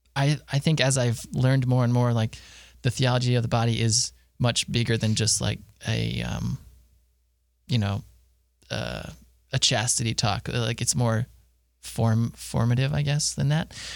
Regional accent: Harrisburg, Pennsylvania, United States; moved away as an adult; now in Bowling Green, United States; I am from Harrisburg, Pennsylvania

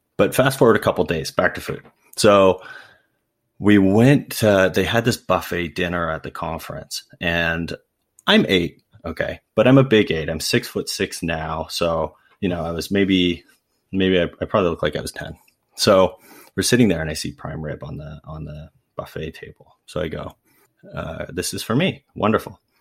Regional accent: Ancaster, Ontario, Canada; I grew up in Ancaster, Ontario, which is just outside of Hamilton.

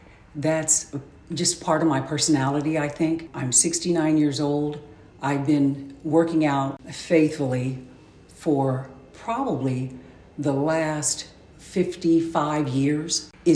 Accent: Decatur, Illinois, United States; also born or lived in Tennessee; now in Springfield, United States; I was born, and then we moved to Decatur. My mom and dad and my four sisters, I grew up and lived in Decatur basically all my life.

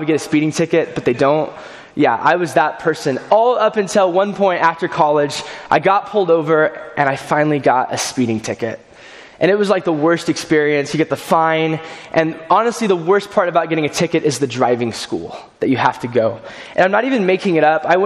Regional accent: California, United States; moved away; I grew up in California

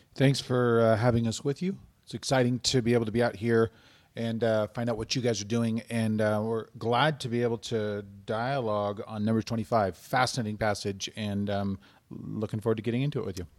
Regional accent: United States; as Americans

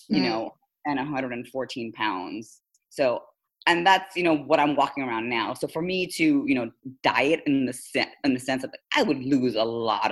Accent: Philippines; moved away as an adult; also born or lived in India; now in United States; I'm actually Indian by nationality, by descent, but I was born and raised in the Philippines, came to the US for college, so that's probably why I sound so not like an Indian

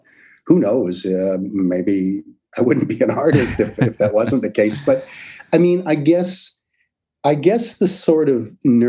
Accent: Niagara-on-the-Lake, Ontario, Canada; born there; also born or lived in St. Catharines / London / Vineland; Now people would commute, but I was born in Niagara-on-the-Lake. We lived in St. Catharines, lived in Niagara Falls

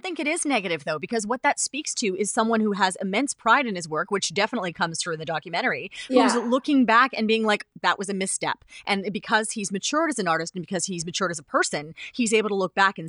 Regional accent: Canada

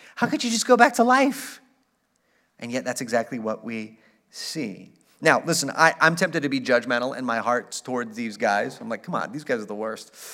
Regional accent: El Paso, Texas, United States; I grew up in El Paso

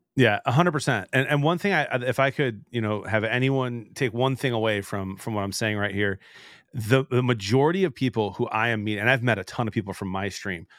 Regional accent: Detroit, Michigan, United States; also born or lived in Chicago; I was born in Detroit

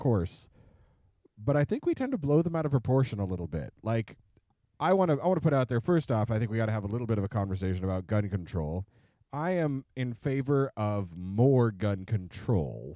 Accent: Oregon, United States; moved away; Born and raised in Oregon

